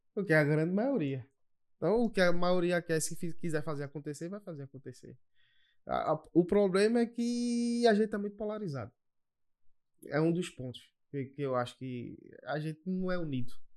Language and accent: Portuguese; Olinda, Pernambuco, Brazil; eu sou de Olinda